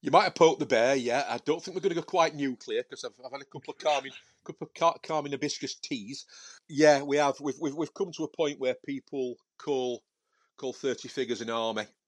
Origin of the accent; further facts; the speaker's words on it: Sheffield, Yorkshire and the Humber, United Kingdom; I was from Sheffield